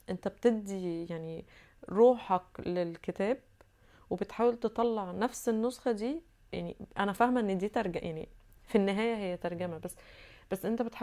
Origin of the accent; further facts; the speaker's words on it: Egypt; first language Arabic; انا بتكلم عربي كلغتي الأصلية ولا عشان أنا أزهرية وعارفة العربي كويس